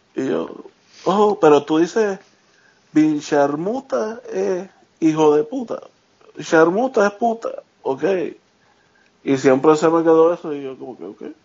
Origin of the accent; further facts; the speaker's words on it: Carolina, Puerto Rico; moved away as an adult; now in Charlotte, United States; soy de Carolina. Este, estoy viviendo en Charlotte, North Carolina ahora.